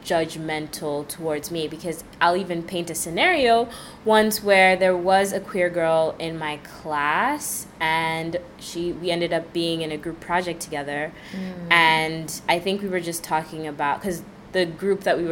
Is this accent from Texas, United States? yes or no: no; New York City, New York, United States; I grew up in New York City for practically my whole life